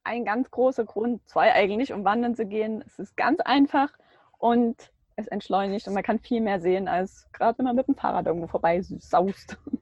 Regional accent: Baden-Württemberg, Germany; Wir kommen beide irgendwie aus Baden-Württemberg

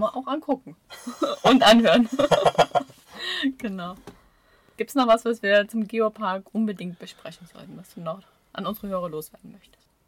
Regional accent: Ore Mountains, Saxony, Germany; now in Swabian Jura, Germany; ich bin ja nicht von hier. Da ne? Hört man ja vielleicht auch. Ich komme ja aus dem Erzgebirge

